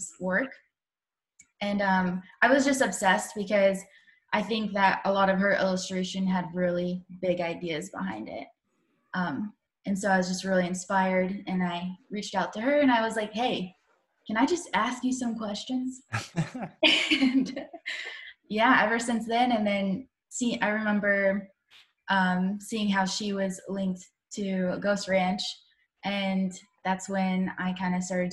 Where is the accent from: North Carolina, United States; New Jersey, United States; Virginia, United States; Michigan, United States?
North Carolina, United States; Asheville; moved away as an adult; I grew up in Asheville, North Carolina, which is close to like the Smoky Mountains